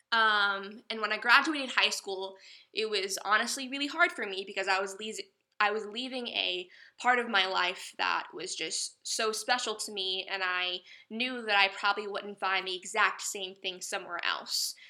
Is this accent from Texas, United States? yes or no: no; Chapel Hill, North Carolina, United States; also born or lived in Greenville, North Carolina; I'm from Chapel Hill, North Carolina